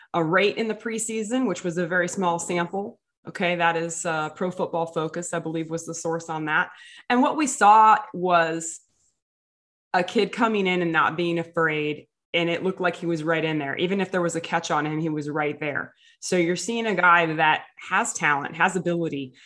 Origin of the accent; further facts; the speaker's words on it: Hollywood, Florida, United States; from my hometown of Fort Lauderdale. Actually, I'm from Hollywood